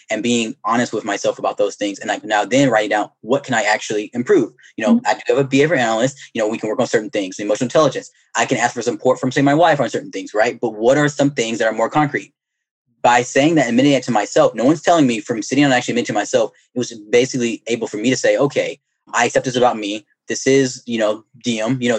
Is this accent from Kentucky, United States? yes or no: no; Alabama, United States; moved away; also born or lived in Georgia; I'm from Alabama originally